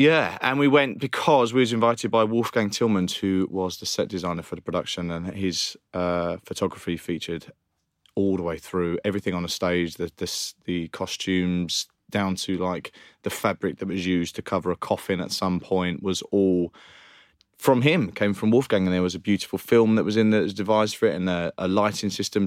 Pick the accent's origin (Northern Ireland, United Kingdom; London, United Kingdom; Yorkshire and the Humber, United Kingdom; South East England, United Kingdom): London, United Kingdom; Romford; I personally have an experience growing up in Romford and Essex